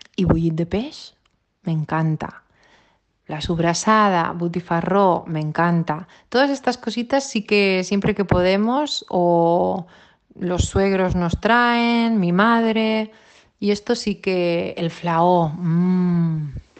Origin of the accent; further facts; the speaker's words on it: Sant Antoni de Portmany, Balearic Islands, Spain; moved away as an adult; now in Sant Cugat del Vallès, Spain; mis primeros 18 años los he pasado en Ibiza, en San Antonio